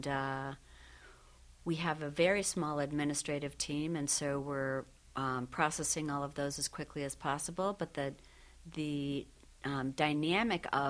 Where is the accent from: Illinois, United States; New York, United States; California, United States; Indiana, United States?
New York, United States; Syracuse; moved away; Syracuse native and I have family in the area.